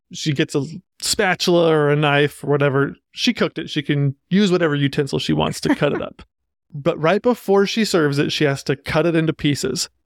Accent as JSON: {"language": "English", "region": "Utah", "country": "United States", "said": "So coming from Utah, I'm from Utah"}